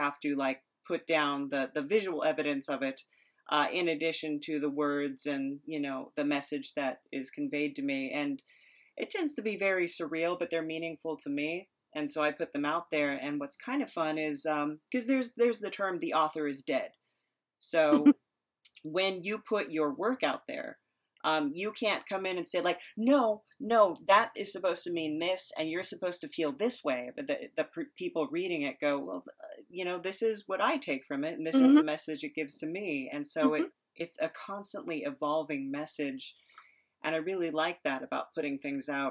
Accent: San Diego, California, United States; I was raised in San Diego. I grew up here most of my life

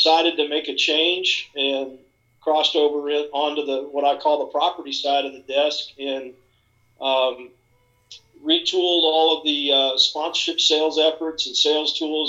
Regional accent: Sioux City, Iowa, United States; moved away as an adult; now in Charlotte, United States; I grew up in Iowa.

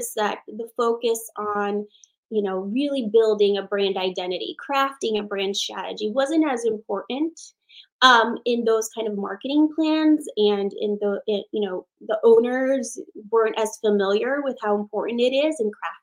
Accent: Philippines; moved away; I am Filipina, born in the Philippines.

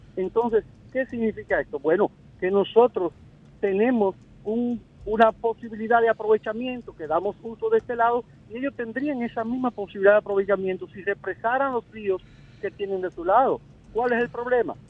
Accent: Dominican Republic; nosotros, como dominicanos

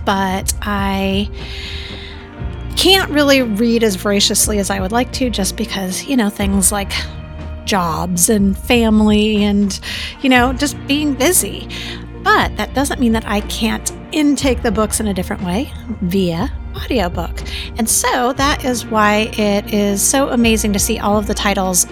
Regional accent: Torrance, California, United States; moved away as an adult; also born or lived in Colorado; now in Austin, United States; we moved when I was 9 to Southern California. I grew up in Torrance.

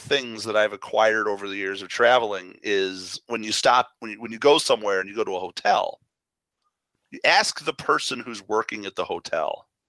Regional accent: Chicago, Illinois, United States; moved away; growing up in Chicago, being exposed to that, all the different kinds of food

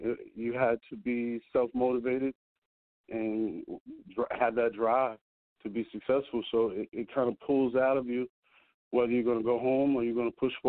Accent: Hempstead, New York, United States; I grew up in Hempstead, Long Island. I'm from Hempstead, Long Island, New York.

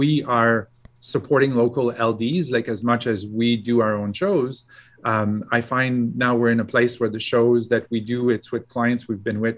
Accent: Quebec, Canada; moved away as an adult; also born or lived in Montreal, Canada / Alberta, Canada; now in Calgary, Canada; I tell people I'm from Alberta, but I was born and raised in Quebec

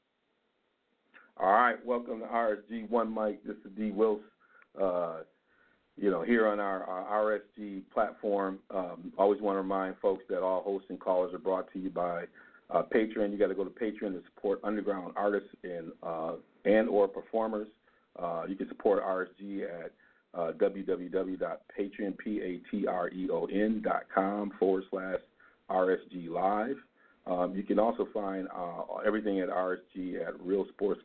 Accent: Ann Arbor, Michigan, United States; now in Wisconsin, United States; my hometown, Ann Arbor, Michigan

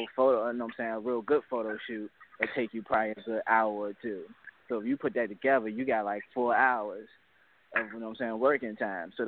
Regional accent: New York City, New York, United States; growing up in Brooklyn

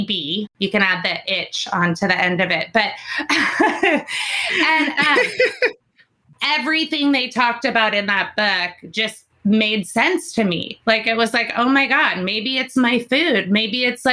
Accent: California, United States; Growing up in California

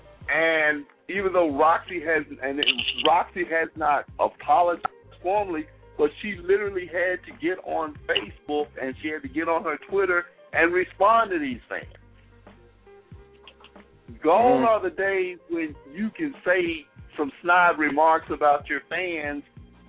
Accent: Mississippi, United States; I'm from Mississippi.

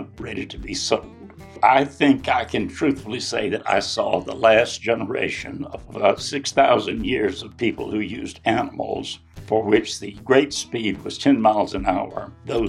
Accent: Baxley, Georgia, United States; I'm originally from Baxley, Georgia

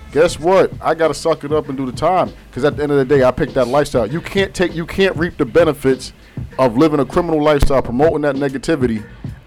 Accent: New York City, New York, United States; I grew up in Southside, Jamaica, Queens.

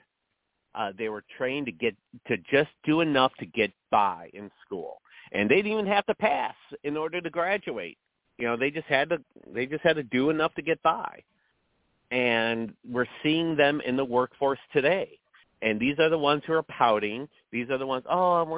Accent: Elgin, Illinois, United States; I grew up in the Chicago school system. Well, it's actually Elgin school system

